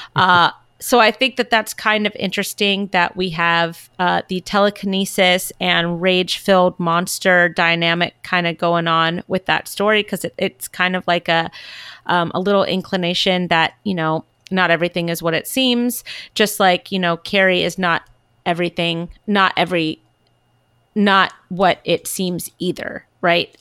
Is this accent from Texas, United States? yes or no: no; California, United States; I'm from California